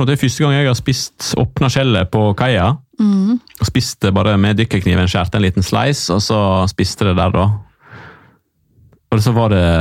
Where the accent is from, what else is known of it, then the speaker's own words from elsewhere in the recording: Måløy, Vestland, Norway; now in Eastern Norway; hjemme i Måløy, der yeah. som jeg er fra.